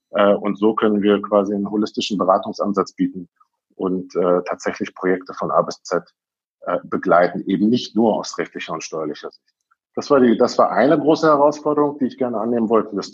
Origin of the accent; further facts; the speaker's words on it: Berlin, Germany; moved away as an adult; now in Moscow, Russia; Ähm, ich bin äh, ja in Berlin groß geworden, in West-Berlin äh, in Berlin zugelassener Anwalt auch.